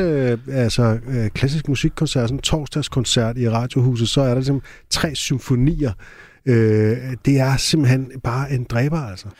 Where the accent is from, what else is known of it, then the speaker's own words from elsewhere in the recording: Næstved, Zealand, Denmark; jeg var født i Næstved